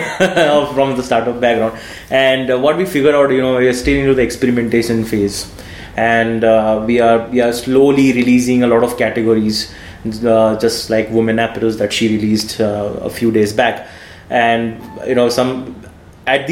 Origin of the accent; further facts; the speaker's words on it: Nashik, Maharashtra, India; moved away as an adult; now in Bangalore, India; I was born in this city called Nasik, right? A very small city in Maharashtra. And then I came to Bangalore, and that's where I did my computer science engineering